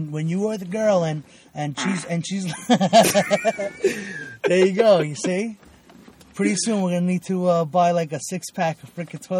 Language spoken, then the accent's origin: English; Brooklyn, New York, United States; moved away as an adult; also born or lived in Venezuela; now in Long Island, United States; I grew up in Brooklyn. I was born in Venezuela. Came here when I was 4.